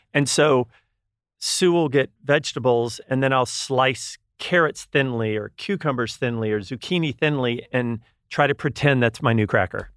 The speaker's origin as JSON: {"language": "English", "region": "Texas", "country": "United States", "tie": "born or raised there", "moved": "yes", "lives_now": "California, United States", "said": "I'm originally from Texas"}